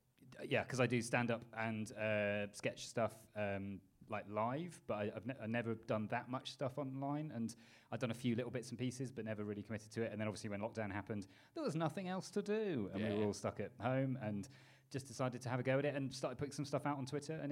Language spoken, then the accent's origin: English; Ireland; Yeah, I am Irish, yeah.